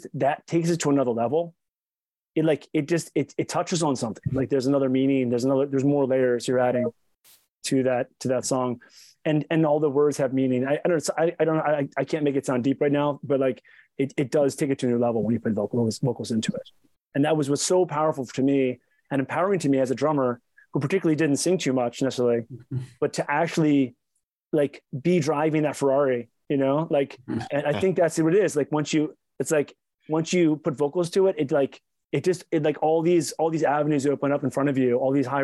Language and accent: English; Baltimore, Maryland, United States; accent: East Coast; I'm from Baltimore. I just sort of have like this East Coast accent.